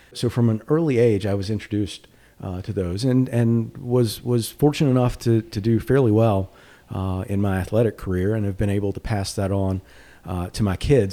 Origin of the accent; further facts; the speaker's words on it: Danville, Virginia, United States; now in North Carolina, United States; We grew up in Danville.